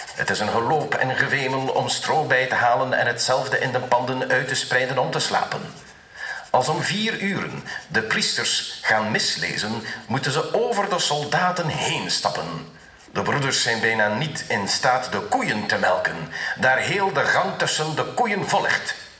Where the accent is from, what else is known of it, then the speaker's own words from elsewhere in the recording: Woesten, Flanders, Belgium; Woesten is het dorp waar ik opgroeide en waar mijn ouders nog steeds wonen